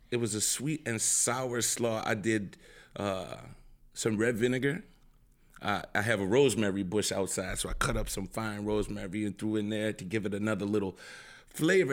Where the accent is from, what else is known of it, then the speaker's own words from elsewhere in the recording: New Orleans, Louisiana, United States; I'm seven ward down